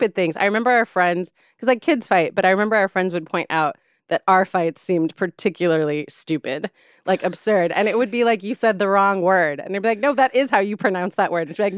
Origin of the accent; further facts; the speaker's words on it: San Juan, Puerto Rico; moved away; also born or lived in California; I grew up in San Juan on the coast in a city, in a part of San Juan called Condado